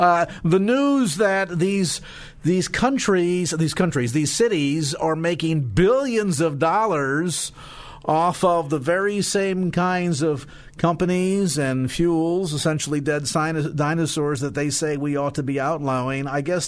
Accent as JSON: {"language": "English", "region": "California", "country": "United States", "said": "I say this as a Californian"}